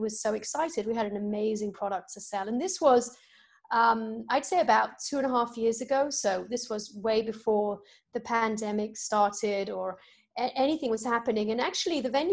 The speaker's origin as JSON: {"language": "English", "country": "United Kingdom", "moved": "as an adult", "lives_now": "United States", "said": "in the UK, where I'm from"}